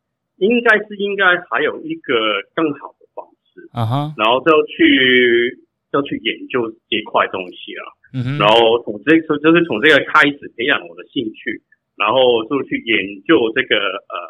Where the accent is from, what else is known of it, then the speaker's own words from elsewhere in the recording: Canada; moved away as an adult; now in Taiwan; 我是从我是在加拿大长大的，